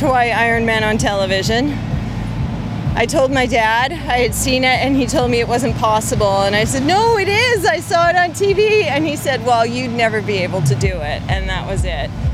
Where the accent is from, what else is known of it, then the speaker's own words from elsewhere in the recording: Canada; I'm from Canada.